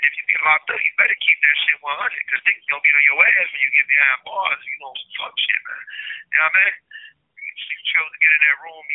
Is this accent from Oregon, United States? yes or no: no; Cincinnati, Ohio, United States; we don't come from no community where we got good sports programs